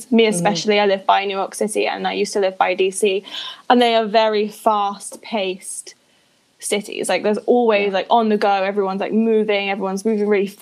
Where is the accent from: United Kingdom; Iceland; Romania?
United Kingdom